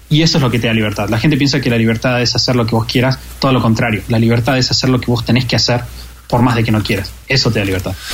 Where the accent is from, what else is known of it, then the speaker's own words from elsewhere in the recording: Argentina; para mí, como argentino